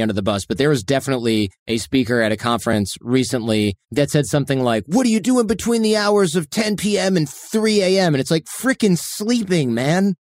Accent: Michigan, United States; in the Midwest where I grew up in Michigan

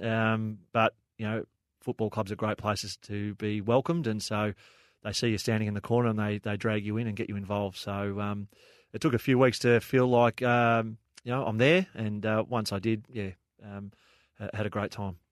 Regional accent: Frankston, Victoria, Australia; I grew up in Frankston

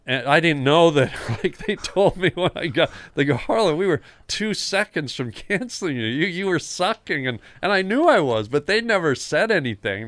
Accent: Toronto, Ontario, Canada; I grew up in Toronto

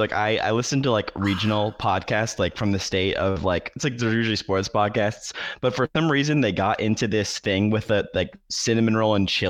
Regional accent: Iowa, United States; And I grew up in Iowa. I lived there for 21 years

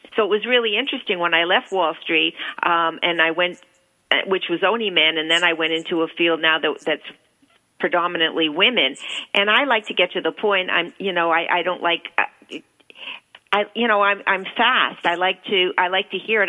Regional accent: Toronto, Ontario, Canada; moved away as an adult; also born or lived in New York; I left home when I was 19. I was brought up in Toronto. I went to, I came to New York

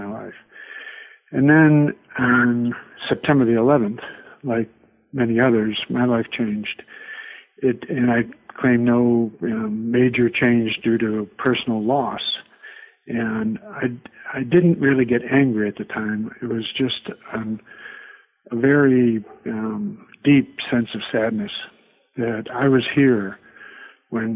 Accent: Buffalo, New York, United States; moved away as an adult; also born or lived in Vienna, Virginia; I was born in Buffalo, New York, 1949, a long time ago. Went to school there

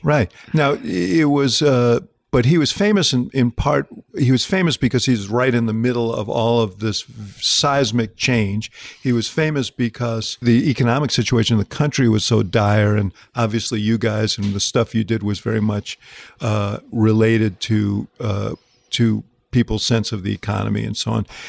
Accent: New York, United States; I was growing up in New York

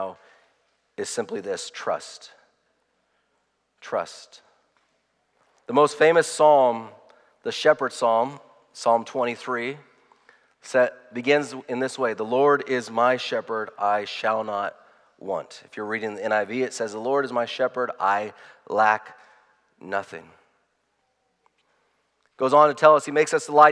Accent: United States; I'm proud to be an American

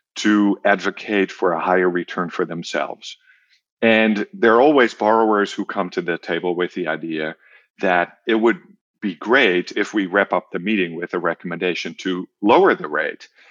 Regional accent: Netherlands; moved away; also born or lived in Germany / North America; I am from the Netherlands originally

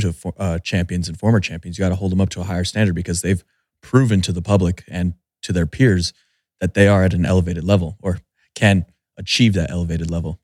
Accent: Albuquerque, New Mexico, United States; I'm from the Albuquerque area

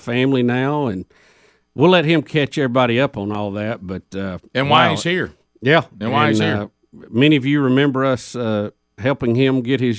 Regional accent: Jacksonville, Alabama, United States; our alma mater, Jacksonville State University, my hometown, Jacksonville.

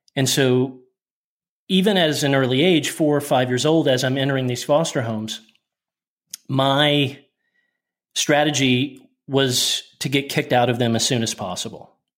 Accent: Oklahoma City, Oklahoma, United States; I was born in January in a hospital in Oklahoma City

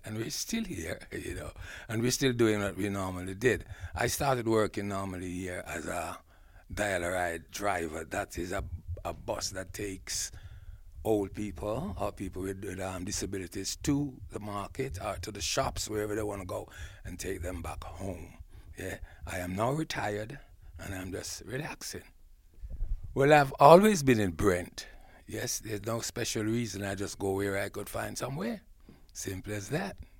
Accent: Jamaica; moved away as an adult; now in England; I was born in Jamaica, and I was schooled in Ja-, Jamaica

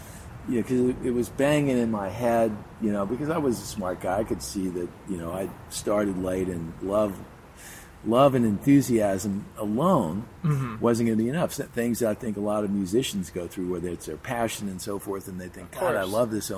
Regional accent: Beverly Hills, California, United States; I grew up in Beverly Hills, went to Beverly Hills High School.

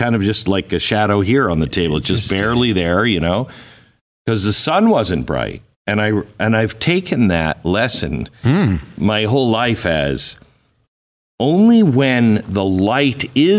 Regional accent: Seattle, Washington, United States; moved away; I grew up in Seattle, 310 cloudy days out of the year. I moved to Phoenix, not a cloud in the sky ever.

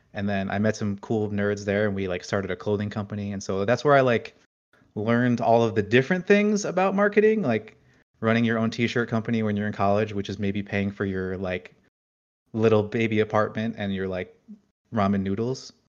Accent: New Jersey, United States; I grew up in New Jersey, right outside of New York

